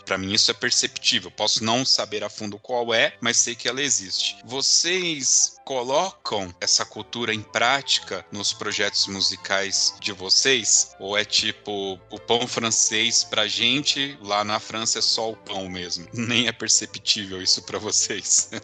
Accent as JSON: {"language": "Portuguese", "region": "Southeast", "country": "Brazil", "said": "eu sou do Sudeste"}